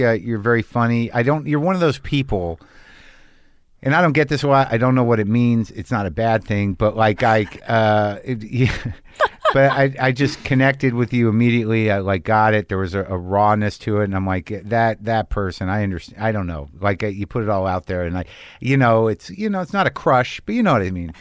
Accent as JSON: {"language": "English", "town": "Albuquerque", "region": "New Mexico", "country": "United States", "tie": "born or raised there", "said": "I grew up in Albuquerque"}